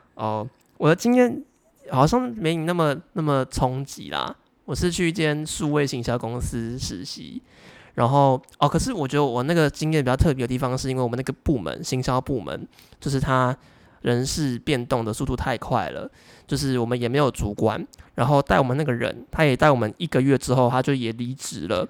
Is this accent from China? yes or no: no; southern Taiwan, Taiwan; 我是南部的小孩嘛，然后我实习的公司是在北部，然后那时候我就短暂经两个月的北部上班族生活